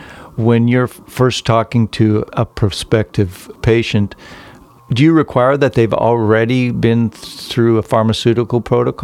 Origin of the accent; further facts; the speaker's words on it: Canada; I'm from Canada